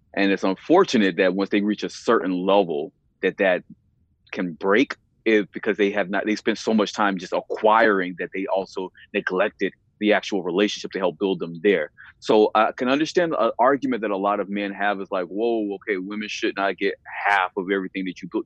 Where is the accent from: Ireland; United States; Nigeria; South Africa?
United States; the South; I'm from the South and I'm a black man